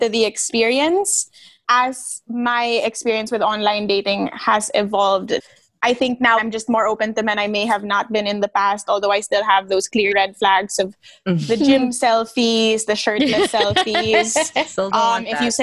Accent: Manila, Metro Manila, Philippines; moved away as an adult; also born or lived in Italy; now in Washington, D.C., United States; growing up in Manila

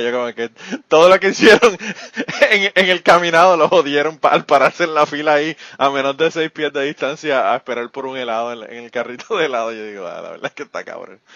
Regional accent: Puerto Rico; moved away; soy de Puerto Rico

